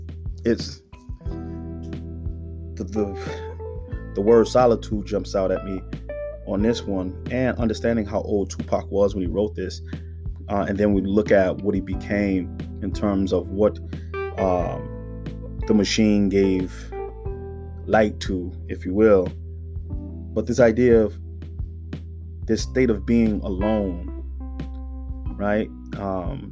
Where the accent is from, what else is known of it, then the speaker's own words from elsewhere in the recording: United States; as an African-American man growing up in America, you know, in the inner city